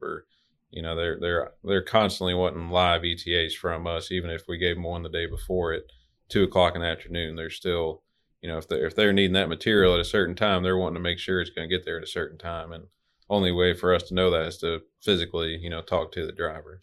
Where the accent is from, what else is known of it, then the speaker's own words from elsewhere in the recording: Little Rock, Arkansas, United States; I'm from Little Rock, Arkansas. Pretty much lived there since I was about four years old